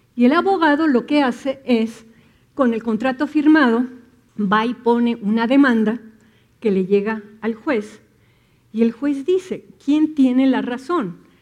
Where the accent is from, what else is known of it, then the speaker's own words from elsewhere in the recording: Mexico; Nos han educado, la cultura mexicana está entretejida con la religión católica, ¿no? Y tenemos muchas ideas que tienen que ver con creencias religiosas